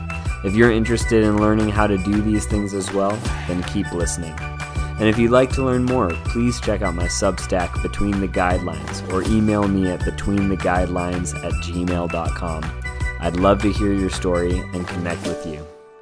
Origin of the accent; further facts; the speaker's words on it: Virginia, United States; here in my home state of Virginia.